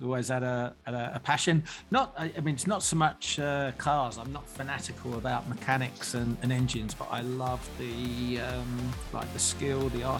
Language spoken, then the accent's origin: English; England, United Kingdom; Hot, humid, sunny all the time. I come from England. I love the heat.